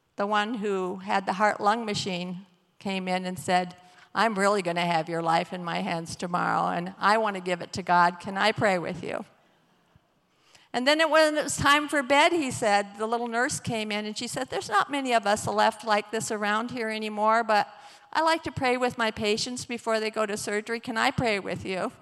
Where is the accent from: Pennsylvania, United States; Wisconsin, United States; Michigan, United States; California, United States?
Michigan, United States; Battle Creek; I grew up in Battle Creek